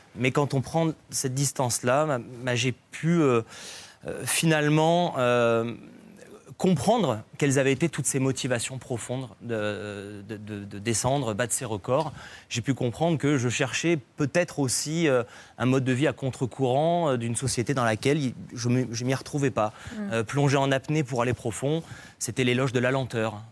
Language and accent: French; Nice, Provence-Alpes-Côte d'Azur, France; j'ai grandi à Nice